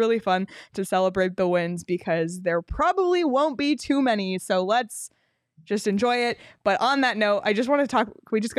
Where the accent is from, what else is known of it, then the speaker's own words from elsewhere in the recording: Toronto, Ontario, Canada; But so I'm literally from Toronto and it's still really fun to, make these jokes.